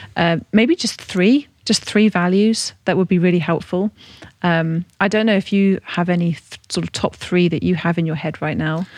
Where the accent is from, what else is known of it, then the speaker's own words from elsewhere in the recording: Devon, South West England, United Kingdom; now in Buckinghamshire, United Kingdom; I'm from Devon